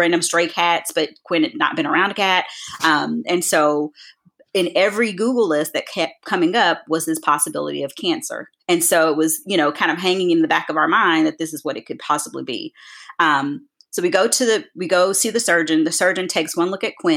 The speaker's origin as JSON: {"language": "English", "town": "Nashville", "region": "Tennessee", "country": "United States", "also_born_or_lived": "Rio Grande Valley, Texas / Chicago", "moved": "yes", "lives_now": "Atlanta, United States", "said": "I'm originally from Nashville"}